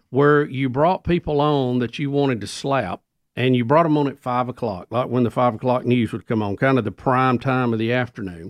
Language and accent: English; Jacksonville, United States; moved away as an adult; now in Birmingham, United States; I went back and actually worked in my hometown of Jacksonville for a while